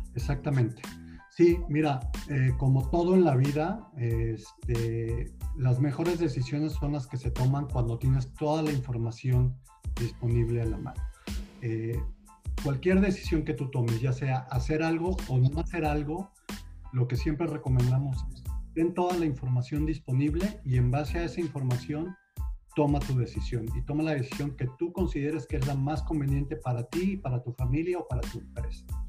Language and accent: Spanish; Monterrey, Nuevo León, Mexico; moved away as an adult; also born or lived in Mexico City; now in Houston, United States; soy originario de la ciudad de Monterrey